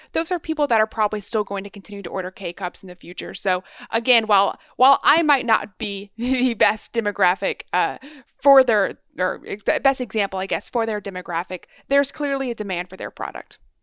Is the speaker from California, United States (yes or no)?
no; Texas, United States; now in Maryland, United States; I was raised in Texas